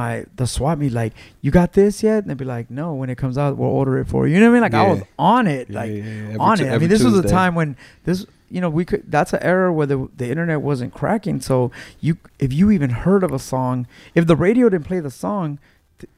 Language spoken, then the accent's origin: English; Los Angeles, California, United States; I grew up in Mid City, California